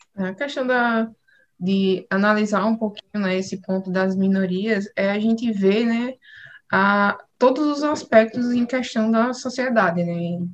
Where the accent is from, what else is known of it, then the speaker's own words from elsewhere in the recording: João Pessoa, Paraíba, Brazil; eu sou nordestina, sou paraibana